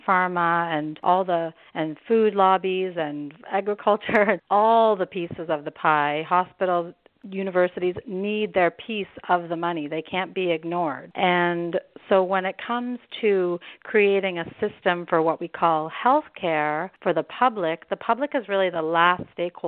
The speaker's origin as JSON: {"language": "English", "country": "Canada", "also_born_or_lived": "Germany", "moved": "as an adult", "lives_now": "United States", "said": "I'm originally from Canada, where we have, you know, what's considered to be national health care"}